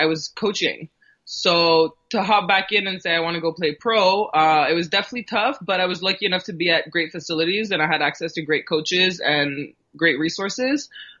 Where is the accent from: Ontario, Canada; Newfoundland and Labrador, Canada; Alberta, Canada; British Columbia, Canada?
Ontario, Canada; born or raised there; also born or lived in Thessaloniki, Greece